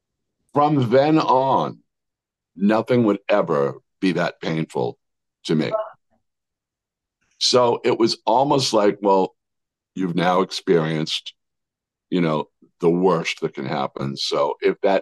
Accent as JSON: {"language": "English", "town": "Worcester", "region": "Massachusetts", "country": "United States", "tie": "born or raised there", "also_born_or_lived": "Arizona", "moved": "as an adult", "said": "growing up in Worcester, Massachusetts"}